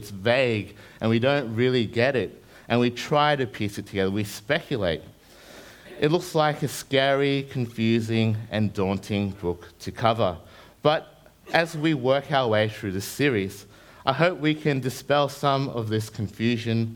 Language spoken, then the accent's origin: English; New Zealand; now in Brisbane, Australia; I grew up in New Zealand before I came over to Brizzy.